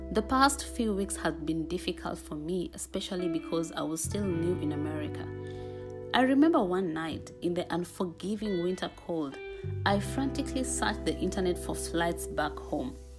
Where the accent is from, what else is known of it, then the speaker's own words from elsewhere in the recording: Kenya; moved away as an adult; now in Pittsburgh, United States; I am Kenyan